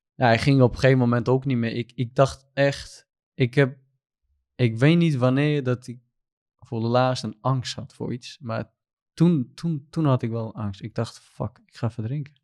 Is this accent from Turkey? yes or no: yes; Southeast Turkey, Turkey; Dutch is a second language; moved away as an adult; now in Netherlands; ik kom uit Turkije. Ik ben een Koerd. Eh, ik kom uit Zuidoost-Turkije. en ik woon hier in Nederland sinds 2019 oktober.